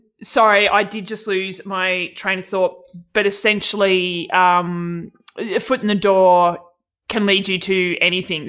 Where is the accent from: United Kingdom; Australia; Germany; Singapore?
Australia; accent: Aussie